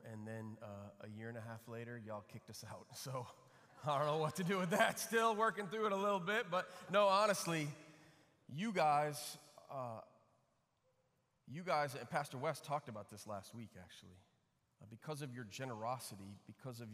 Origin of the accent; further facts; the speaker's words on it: Flint, Michigan, United States; also born or lived in Chicago, Illinois; I grew up in Flint, Michigan, other side of the state. Lived in Chicago when I was a kid through third grade, and then just before fourth grade, my parents moved to Flint